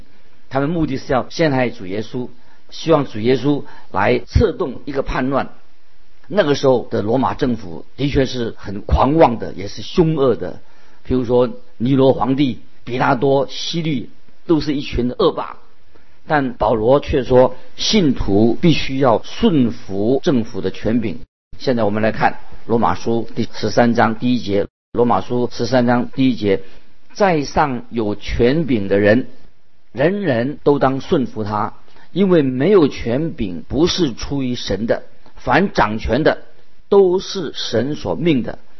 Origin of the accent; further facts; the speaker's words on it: China; 所以我们中国人说“顺天者昌，逆天者亡”，啊，这个是很清楚的道理。